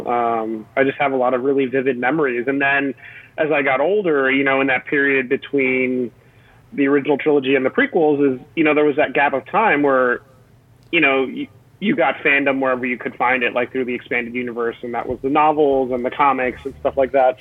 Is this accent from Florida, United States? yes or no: yes; Miami, Florida, United States; my hometown of Miami